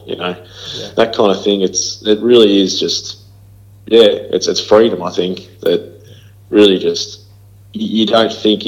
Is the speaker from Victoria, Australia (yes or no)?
yes; Shepparton, Victoria, Australia; I was from Shepparton, middle Victoria